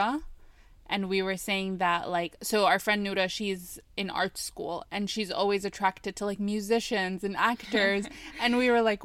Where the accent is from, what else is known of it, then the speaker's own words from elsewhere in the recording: United States; I'm American